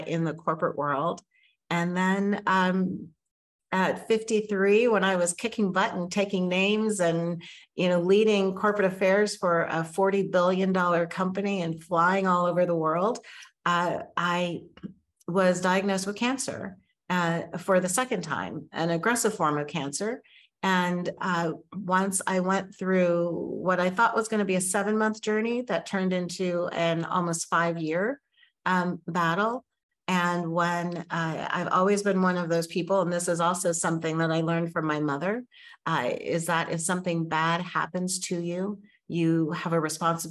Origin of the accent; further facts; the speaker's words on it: New Mexico, United States; moved away as an adult; also born or lived in Oakland, California / Washington, D.C. area; I grew up in New Mexico, and so I did go to college there.